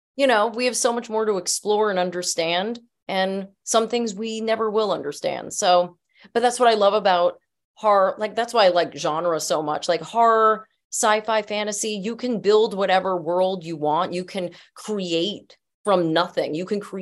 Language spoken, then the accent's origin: English; New Jersey, United States; I grew up in Jersey